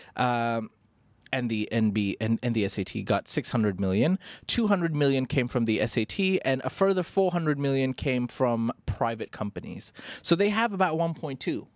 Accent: India; as an Indian

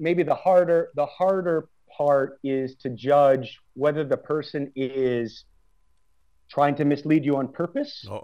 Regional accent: United States; moved away as an adult; also born or lived in Prague; I'm American

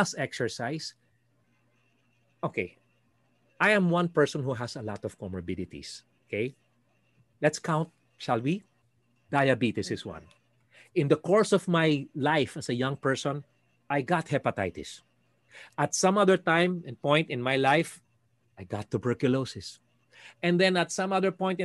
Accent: Mandaluyong, Metro Manila, Philippines; We all grew up in Green Hills East

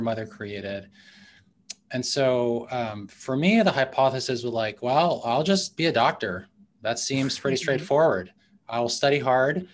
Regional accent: New York City, New York, United States; moved away; I grew up in New York City, in Manhattan, in the 80s

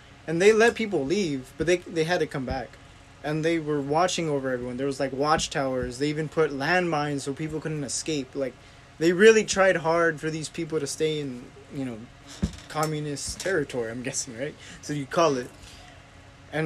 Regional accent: San Antonio, Texas, United States; I was born here. I was born in San Antonio. I'm a U.S. citizen

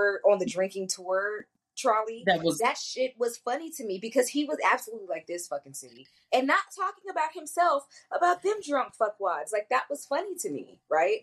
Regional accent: Southern California, United States; moved away as an adult; also born or lived in San Francisco Bay Area; I am from Southern California, but I kind of cultivated my adult self in the Bay

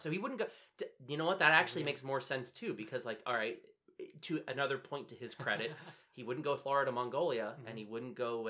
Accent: United States; as an American, like, I talk shit about America because I live here.

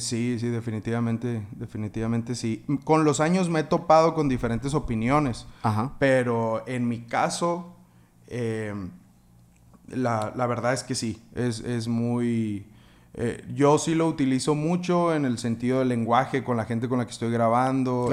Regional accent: Navojoa, Sonora, Mexico; moved away as an adult; also born or lived in Hermosillo; yo soy de Navojoa, ¿no? Entonces en la escuela donde yo estaba había una marching band

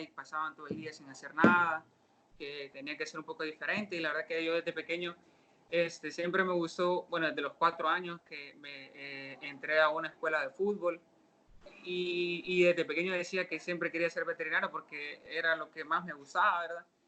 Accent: Santa Ana, El Salvador; yo soy aquí de Santa Ana

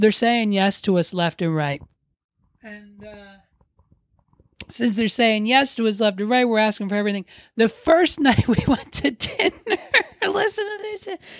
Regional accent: Hershey, Pennsylvania, United States; So people were real disappointed when they find out we're from the Hershey area of Pennsylvania.

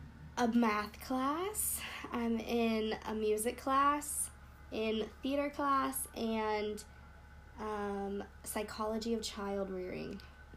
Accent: Montana, United States; I'm from Montana.

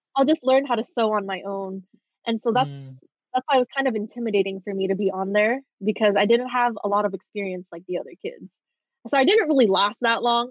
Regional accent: Bellflower, California, United States; I was just born in Bellflower, California

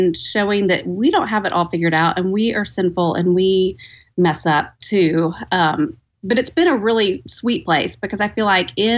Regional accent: Texas, United States; moved away as an adult; now in Edmond, United States; I am a Texas girl in my heart

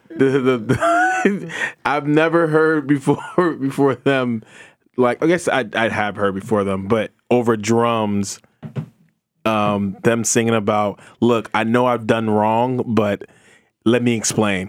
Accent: New Jersey, United States; I'm from Jersey, I grew up on J

